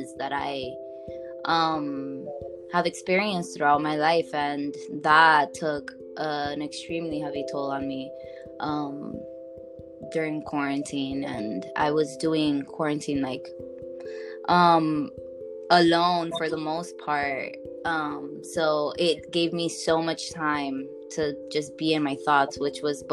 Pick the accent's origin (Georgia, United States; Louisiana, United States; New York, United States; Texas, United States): New York, United States; I'm from New York. I'm Dominican.